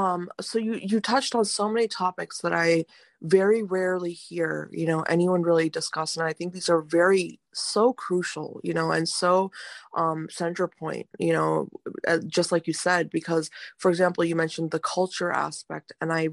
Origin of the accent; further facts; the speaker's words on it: India; I come from a, you know, a conservative family, you know, being Indian, mm-hmm. Indian parents are very strict.